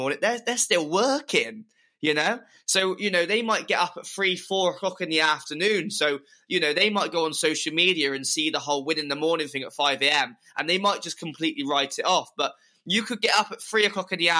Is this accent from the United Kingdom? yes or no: yes; Clevedon, South West England, United Kingdom; my hometown Clevedon